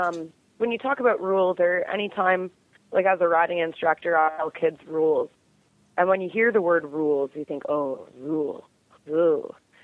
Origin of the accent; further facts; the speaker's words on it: Canada; I'm a Canadian cowgirl